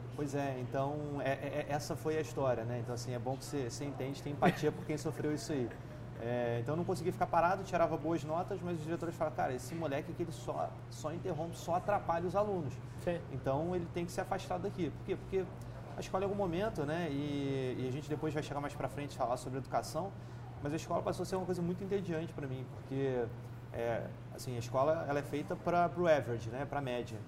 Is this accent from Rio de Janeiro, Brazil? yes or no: yes; Nova Friburgo, Rio de Janeiro, Brazil; Eu nasci em Nova Friburgo, interior do estado, região serrana, é, em 87